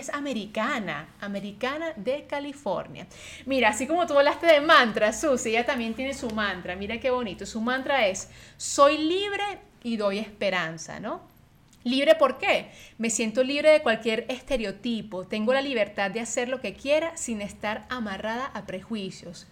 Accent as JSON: {"language": "Spanish", "country": "Venezuela", "moved": "yes", "said": "Adri y yo, que venimos de Venezuela"}